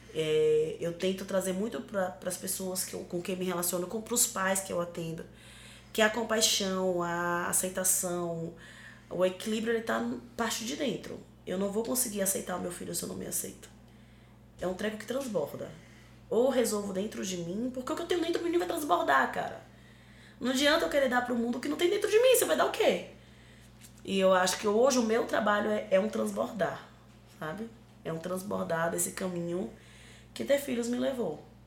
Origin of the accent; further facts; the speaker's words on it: Northeast Region, Brazil; Sou uma mulher negra, sou uma mulher nordestina